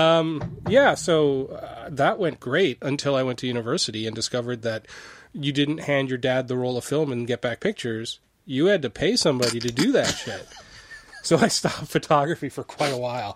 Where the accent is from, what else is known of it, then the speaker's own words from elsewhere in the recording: Niagara, Ontario, Canada; I grew up in Niagara, and we were over in Buffalo, New York